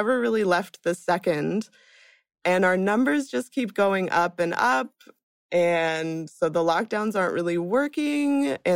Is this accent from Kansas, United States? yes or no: yes; Kansas, United States; moved away as an adult; now in Hamburg, Germany; I'm an American originally from Kansas